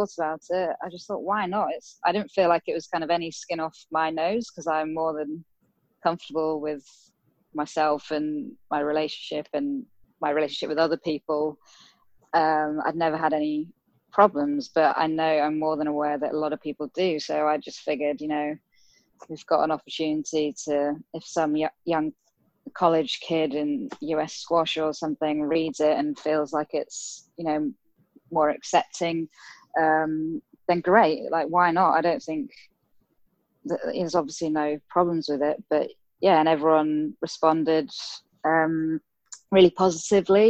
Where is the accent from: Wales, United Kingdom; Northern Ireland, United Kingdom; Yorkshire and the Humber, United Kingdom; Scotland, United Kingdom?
Yorkshire and the Humber, United Kingdom; Harrogate; locally in my hometown in Harrogate in Yorkshire